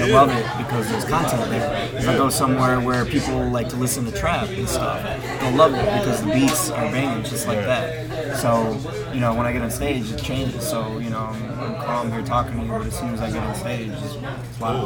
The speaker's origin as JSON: {"language": "English", "town": "Roselle", "region": "Illinois", "country": "United States", "said": "I'm originally from Roselle. It's the suburbs here in Chicago"}